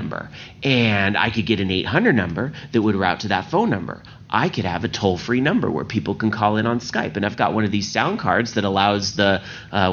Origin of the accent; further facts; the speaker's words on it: Sacramento, California, United States; I'm from California, Northern California, Sacramento area